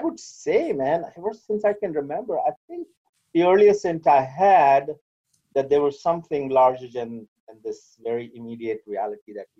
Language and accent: English; India; born or raised there; moved away; also born or lived in United States